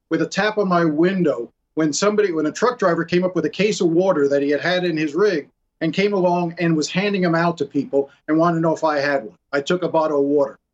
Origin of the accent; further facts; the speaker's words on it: New York City, New York, United States; now in Miami, United States; I grew up in Brooklyn